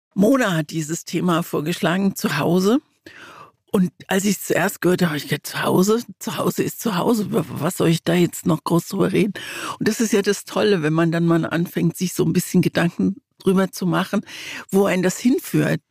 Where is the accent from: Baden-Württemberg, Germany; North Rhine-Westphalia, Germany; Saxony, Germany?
Baden-Württemberg, Germany; Mannheim; also born or lived in East Germany (GDR); wir sind damals 1953 aus der DDR geflohen und unser erster unser erster Ort war Mannheim. Da bin ich dann groß geworden und Mannheim ist wirklich auch ein Stück Heimat